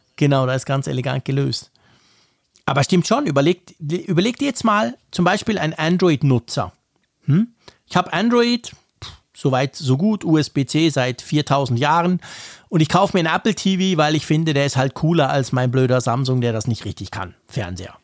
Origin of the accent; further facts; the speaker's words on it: Switzerland; bei uns in der Schweiz